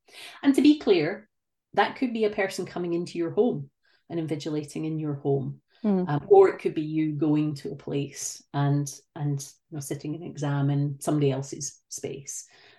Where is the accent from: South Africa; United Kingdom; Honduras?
United Kingdom; moved away as an adult; now in Canada